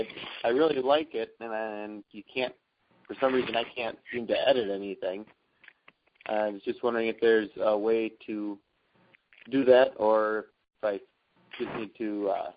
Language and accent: English; Wisconsin, United States; from Wisconsin.